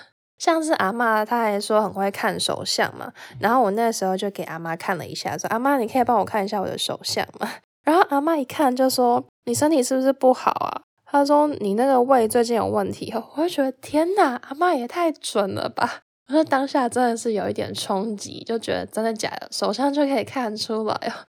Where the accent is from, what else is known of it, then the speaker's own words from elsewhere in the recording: Taipei, Taiwan; 我本身是台北人，就是一个都市的小孩